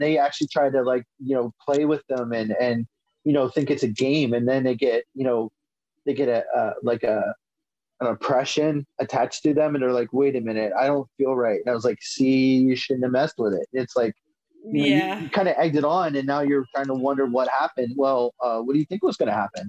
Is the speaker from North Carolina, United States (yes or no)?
no; Ephrata, Pennsylvania, United States; I'm from Ephrata, Pennsylvania, and we always used to go outside Reading, Pennsylvania